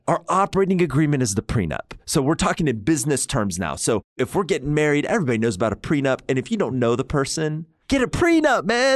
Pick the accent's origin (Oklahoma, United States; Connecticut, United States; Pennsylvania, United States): Oklahoma, United States; I'm from Oklahoma.